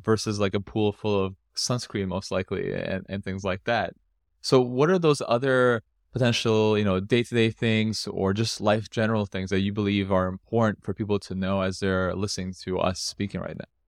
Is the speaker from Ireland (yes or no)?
no; Canada; moved away; I've come from North America, I grew up in Canada